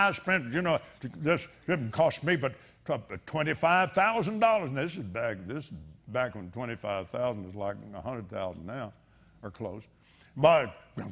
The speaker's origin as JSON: {"language": "English", "town": "Abilene", "region": "Texas", "country": "United States", "tie": "born or raised there", "said": "I was raised in Abilene, Texas"}